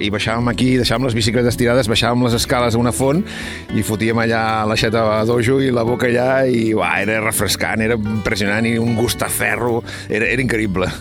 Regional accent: Vilajuïga, Catalonia, Spain; jo he nascut de tota la vida, sóc de Vilajuïga des de sempre

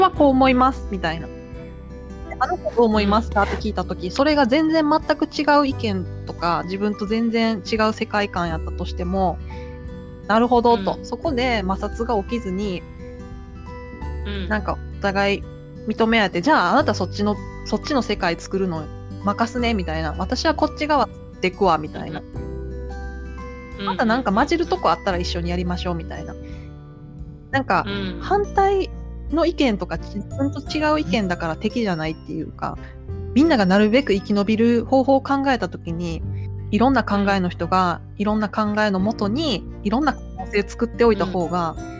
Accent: Osaka, Japan; moved away; 私もね大阪出身だから

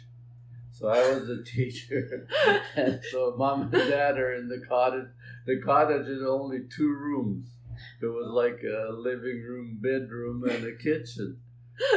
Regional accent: Meleb, Manitoba, Canada; also born or lived in St. Andrews, Manitoba; I grew up in Mellab. It's a small community in the Interlake

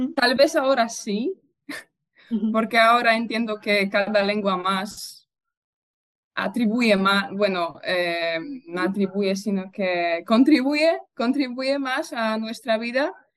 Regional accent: Poznań, Greater Poland, Poland; Spanish is a second language; soy de Poznan, de hecho he vivido aquí toda, toda mi vida

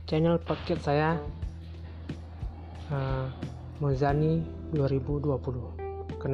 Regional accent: Indragiri Hulu, Riau, Indonesia; Saya berasal dari Riau, tepatnya di Kabupaten Indragiri Hulu.

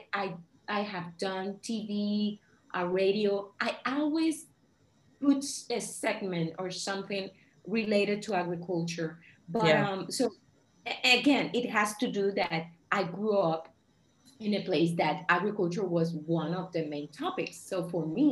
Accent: Puerto Rico; I'm Puerto Rican. I was born and raised in Puerto Rico, which is an island in the Caribbean.

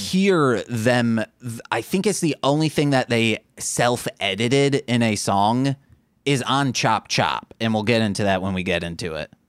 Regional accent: Michigan, United States; we are from Michigan

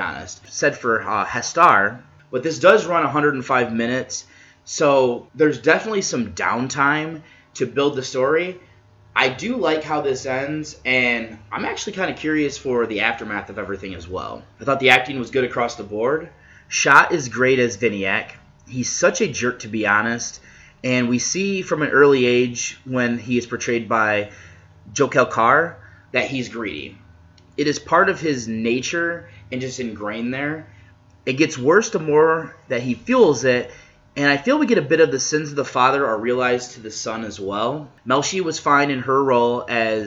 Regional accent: United States

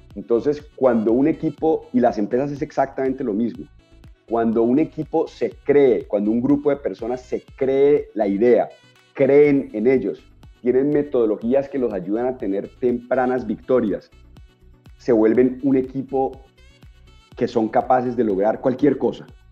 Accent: Cali, Valle del Cauca, Colombia; Yo soy un caleño básico

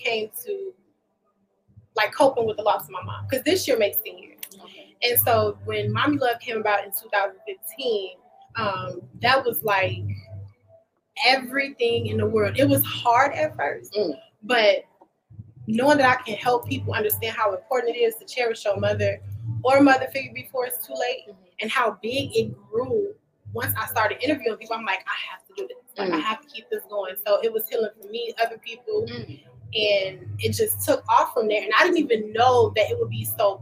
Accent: Lake County, Illinois, United States; also born or lived in Chicago, Illinois; I live out here. Been here for ever since I was probably like 5 years old

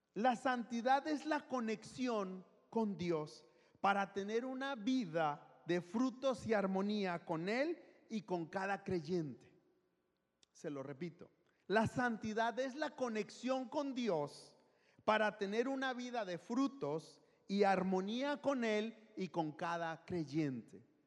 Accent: Guadalajara, Jalisco, Mexico; moved away; soy de Guadalajara

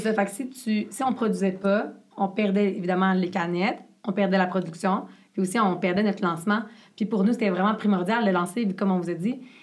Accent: Quebec, Canada; accent: Québécois; il a le même accent que moi.

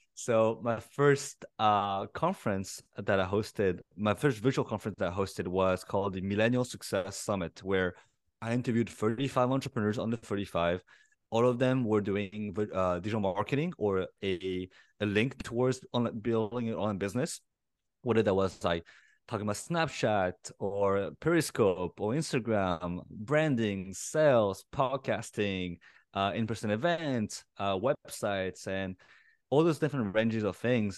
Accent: Paris, Île-de-France, France; I was born and raised in Paris

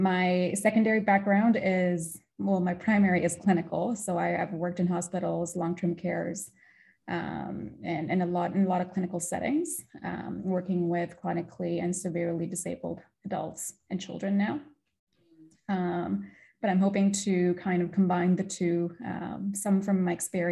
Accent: British Columbia, Canada; moved away as an adult; now in Montreal, Canada; I am actually from British Columbia. I came to Montreal just a few months ago

